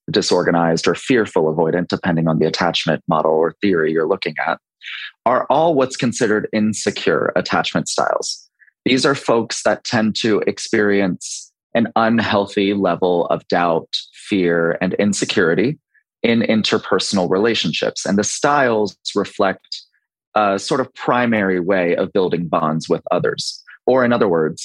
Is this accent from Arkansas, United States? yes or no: no; Baltimore, Maryland, United States; now in Charleston, United States; I'm 35 and I'm located in Charleston, South Carolina, but originally from Baltimore, Maryland.